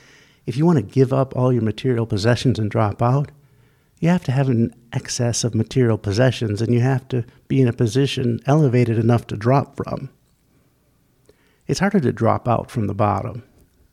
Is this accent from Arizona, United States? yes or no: no; St. Paul, Minnesota, United States; also born or lived in Ventura, California; when I was 7 years old, in 1972, my family, me and my brother Mike and my sister and other brother and mom and dad, we moved from Ventura, California to St. Paul, Minnesota